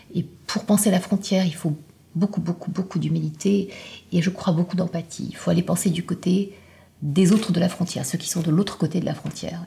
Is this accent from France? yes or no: no; Morocco; venant moi-même euh, d'un pays du Sud, je viens du Maroc